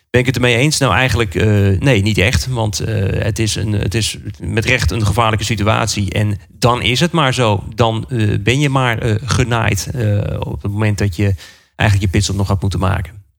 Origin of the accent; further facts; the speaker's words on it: Netherlands; wij als Nederlanders